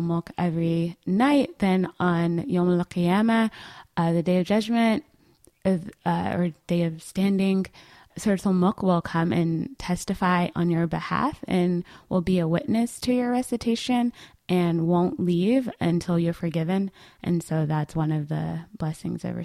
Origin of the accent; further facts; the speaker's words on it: Atlanta, Georgia, United States; I live, you know, around the corner from my hometown masjid